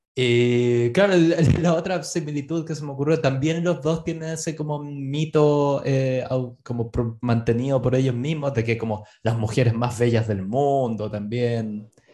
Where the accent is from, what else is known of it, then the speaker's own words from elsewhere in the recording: Chile; moved away; los chilenos somos